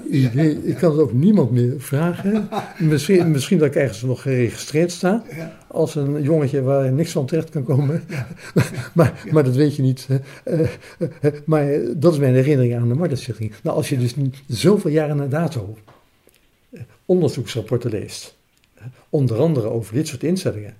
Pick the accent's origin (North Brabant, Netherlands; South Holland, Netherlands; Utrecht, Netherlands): South Holland, Netherlands; Alphen aan den Rijn; now in Zoeterwoude, Netherlands; tien jaar in Alphen aan Rijn heb gewoond.